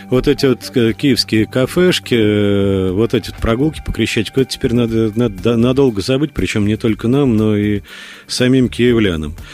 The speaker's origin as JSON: {"language": "Russian", "region": "Moscow", "country": "Russia", "tie": "born or raised there", "said": "я, наверное, из вас, знаете, да, единственный коренной москвич."}